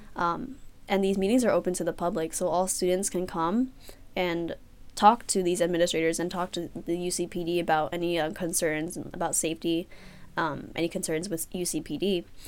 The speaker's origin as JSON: {"language": "English", "town": "San Francisco", "region": "California", "country": "United States", "said": "I'm from San Francisco, California."}